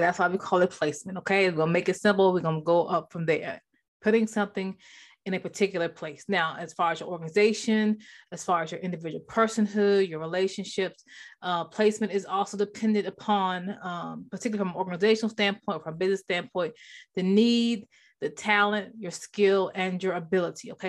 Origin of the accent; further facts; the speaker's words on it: Maryland, United States; moved away; I'm originally from Maryland